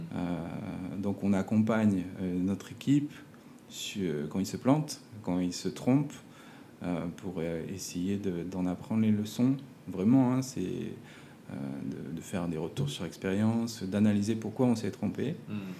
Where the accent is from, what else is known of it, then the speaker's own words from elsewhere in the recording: Provence-Alpes-Côte d'Azur, France; moved away as an adult; also born or lived in Montpellier / Grenoble / Paris / Lyon; now in French Polynesia; j'ai grandi en Provence, en France